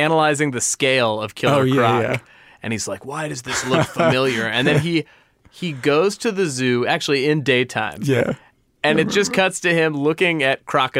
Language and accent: English; Los Angeles, California, United States; where I grew up. I love you, L.A. I felt bad shitting on my hometown.